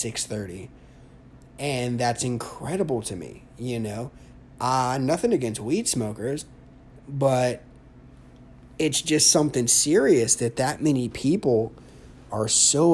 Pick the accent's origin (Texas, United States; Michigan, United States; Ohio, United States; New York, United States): Ohio, United States; I'm from Ohio. O-H-I-O. Buckeye for life.